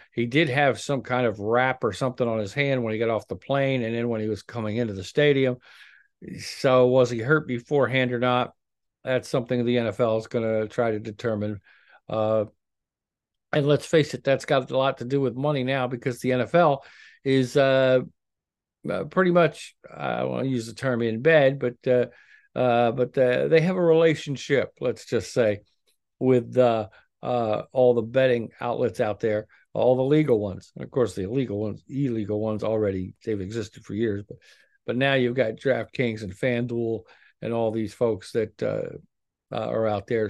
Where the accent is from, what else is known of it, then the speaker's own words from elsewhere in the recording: near Philadelphia, Pennsylvania, United States; I grew up near Philly